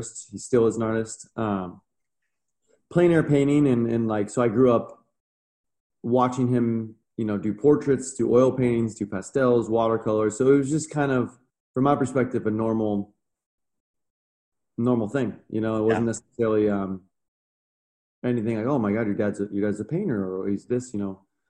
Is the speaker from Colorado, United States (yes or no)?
no; Orange County, California, United States; growing up in Orange County, it is an affluent area